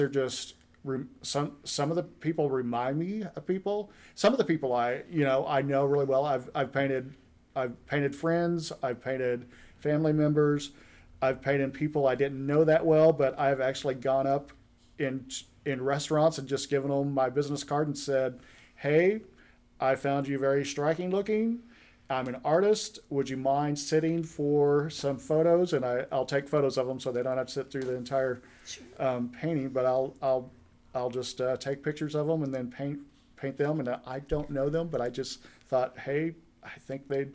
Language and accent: English; Duncan, Oklahoma, United States; moved away as an adult; also born or lived in Tulsa, Oklahoma; now in Independence, United States; I'm from Duncan, Oklahoma, originally, which is south central Oklahoma